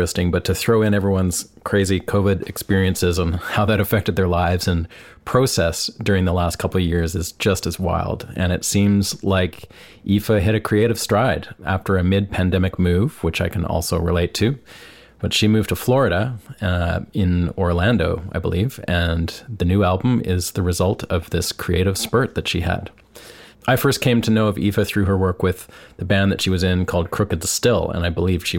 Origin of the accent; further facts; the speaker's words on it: Vancouver, British Columbia, Canada; moved away; I'm from Vancouver and I hadn't been back in 2 years or so